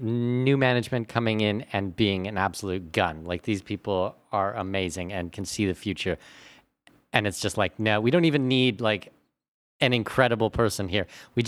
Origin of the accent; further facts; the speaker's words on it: Canada; Because I'm Canadian, we did so much on the TSX